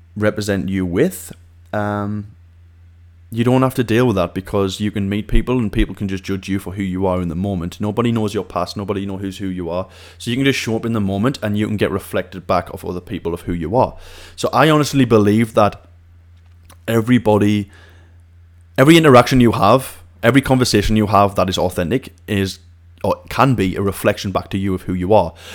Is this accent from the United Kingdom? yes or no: yes; Siem, North East England, United Kingdom; moved away as an adult; My hometown is a place called Siem in the northeast of England